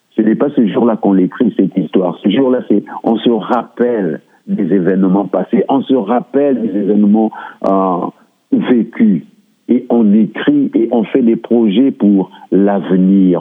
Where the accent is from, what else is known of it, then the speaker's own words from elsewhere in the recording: Republic of the Congo; moved away as an adult; now in Surrey, Canada; Je suis du Congo-Brazzaville et je suis arrivé au Canada en 2001